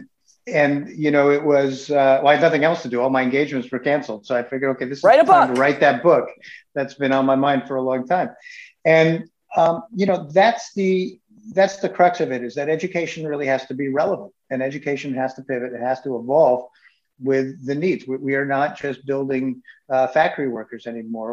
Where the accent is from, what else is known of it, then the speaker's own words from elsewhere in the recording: United States; moved away as an adult; I grew up in in New England, in the suburbs of New York City